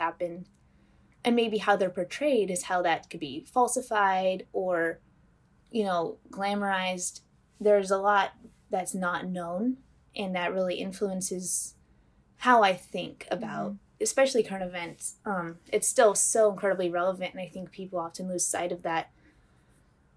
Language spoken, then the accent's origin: English; Northern Indiana, United States; I am from Northern Indiana.